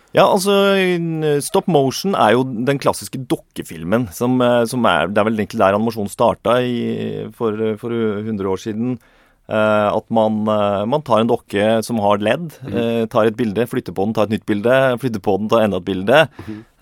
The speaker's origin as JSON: {"language": "Norwegian", "town": "Inderøy", "region": "Trøndelag", "country": "Norway", "tie": "born or raised there", "said": "vi vokste opp i Trøndelag, Nord-Trøndelag, på mm. Inderøy kommune"}